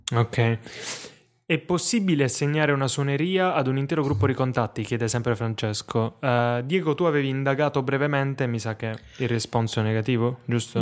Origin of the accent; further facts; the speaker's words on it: Foggia, Apulia, Italy; sono nato a Foggia